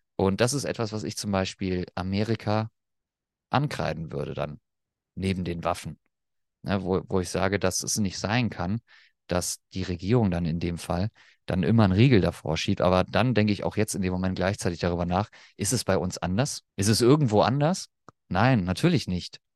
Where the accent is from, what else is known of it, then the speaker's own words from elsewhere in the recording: Germany; accent: German; als Deutscher